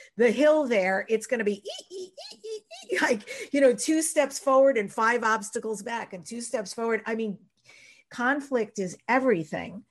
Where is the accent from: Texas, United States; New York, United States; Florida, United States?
New York, United States; Long Island; I grew up on Long Island in New York